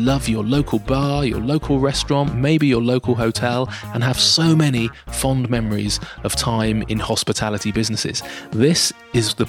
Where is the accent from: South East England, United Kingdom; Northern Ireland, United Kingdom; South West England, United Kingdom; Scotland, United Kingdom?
South West England, United Kingdom; Dorset; I'm from Dorset